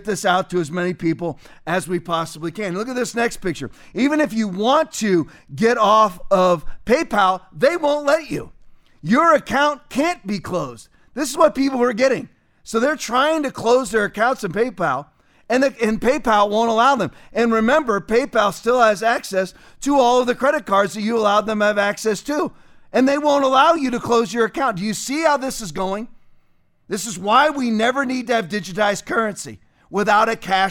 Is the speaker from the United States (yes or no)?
yes; California, United States; I was born in California